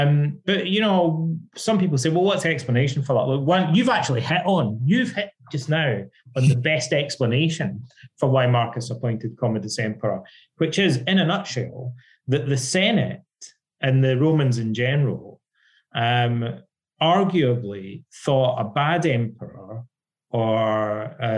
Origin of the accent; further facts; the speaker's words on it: Ayr, Scotland, United Kingdom; moved away as an adult; also born or lived in Irvine, Scotland / London, England; I'm Scottish, and when I was growing up as a kid in Scotland